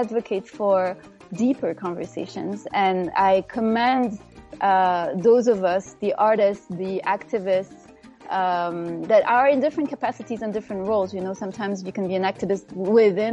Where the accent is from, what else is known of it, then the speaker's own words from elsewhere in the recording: Morocco; moved away; growing up in Morocco.